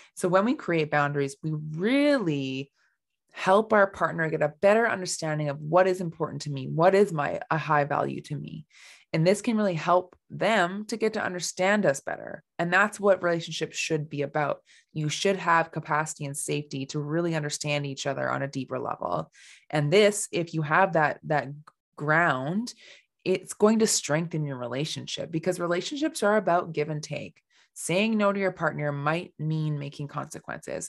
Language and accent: English; Canada; I am from Canada